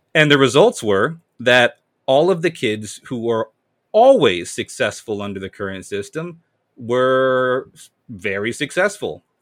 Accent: Amherst, Massachusetts, United States; I was born and raised in Massachusetts, Amherst, four one three.

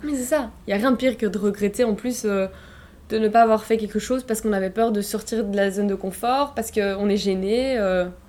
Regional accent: Brussels, Brussels-Capital Region, Belgium; je suis née et j'ai grandi à Bruxelles, en Belgique

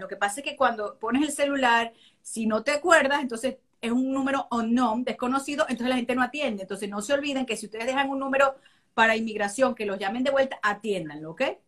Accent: Venezuela; now in United States; somos venezolanos por nacimiento

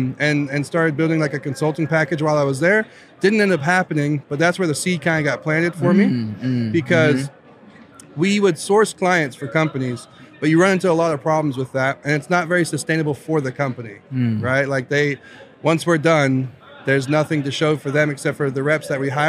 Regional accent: Virginia, United States; accent: Southern; I grew up in Southern Virginia, little town, less than 1,200 people.

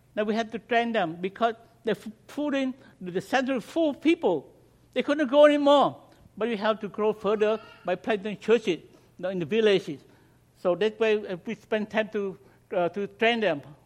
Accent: Cambodia; first language Khmer; English is a second language; moved away; my native language, Cambodian

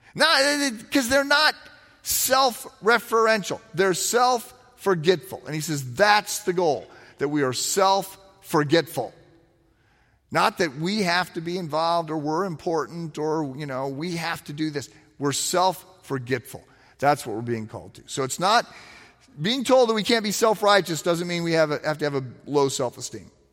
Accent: East Moline, Illinois, United States; moved away as an adult; When I was in high school, I, I lived in East Moline, Illinois, which is its own city, like North Chicago

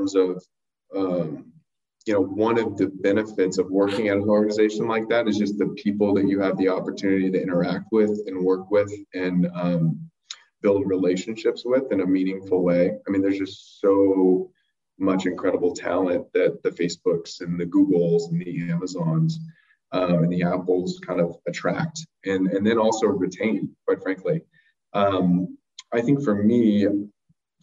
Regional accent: Santa Maria, California, United States; also born or lived in Los Angeles; I grew up in Santa Maria

